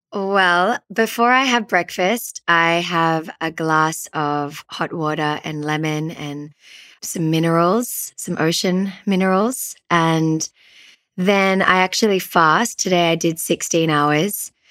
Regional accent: Sydney, New South Wales, Australia; also born or lived in Peru; I grew up in Sydney, Australia, and I had a pretty typical suburban Sydney upbringing

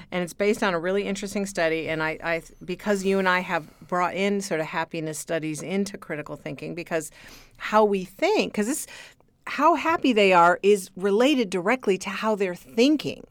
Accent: Michigan, United States; accent: Michigan; my Michigan accent

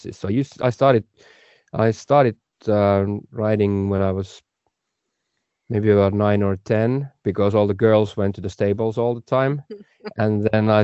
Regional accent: Finland; I'm from Finland.

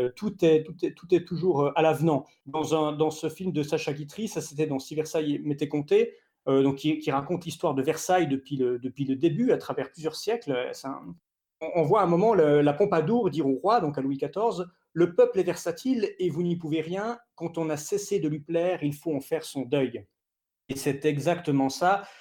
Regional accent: Switzerland; en tant que Suisse

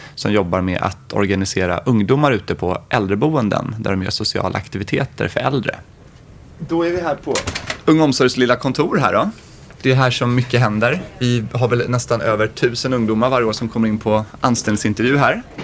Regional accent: Järfälla, Stockholm County, Sweden; i Järfälla där jag är uppvuxen

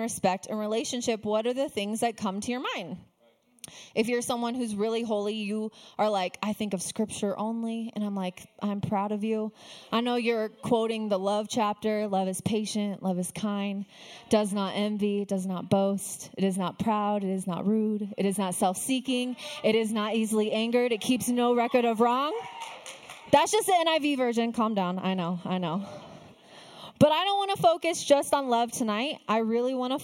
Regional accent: Arizona, United States; also born or lived in Texas / Flagstaff; I am a desert girl through and through. I was born and raised in Arizona, lived in the desert my whole life

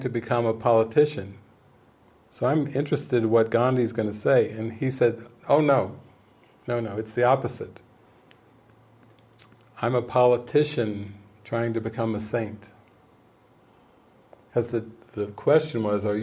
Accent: United States; I've grown up as an American, as a capitalist

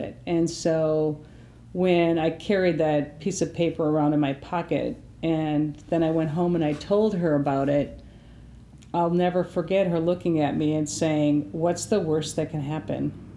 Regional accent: Appleton, Wisconsin, United States; I grew up in the Appleton, Wisconsin area

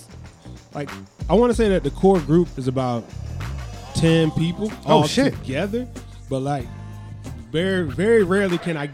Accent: Atlanta, Georgia, United States; I'm from Atlanta

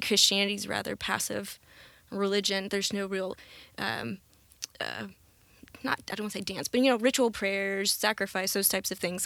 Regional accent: Conway, Arkansas, United States; we grew up in the Methodist Church. Uh, my parents got divorced when I was pretty young, um, and so that kind of, un, it's, like, unsteadied the boat. My mom tried to keep us in the church, uh, the Methodist, First United here in Conway

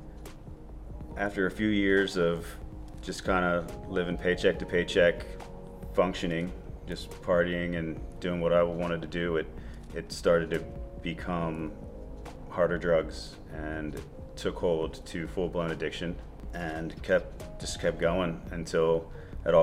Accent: Dundalk, Maryland, United States; I grew up in Baltimore, in Dundalk.

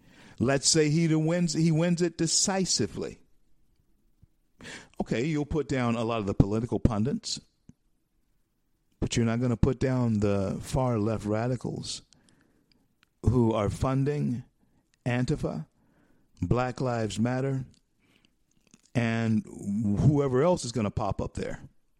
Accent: United States; We're so uninformed. We are so, you know, ignorant to what's going on around us. Americans, we are.

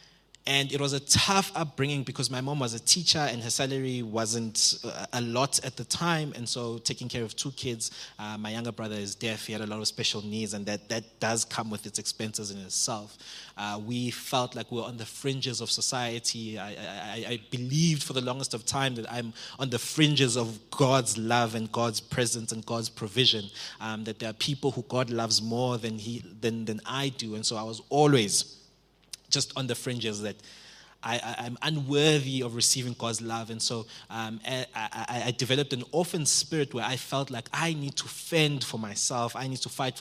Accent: Springs, Gauteng, South Africa; I come from Springs

